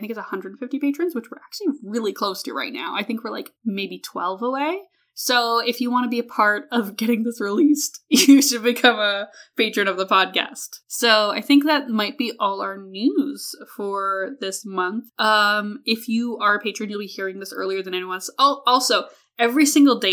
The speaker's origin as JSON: {"language": "English", "region": "Alberta", "country": "Canada", "tie": "born or raised there", "said": "I'm from Canada. I am not only from Canada, I'm from Alberta, which is Canada, Texas"}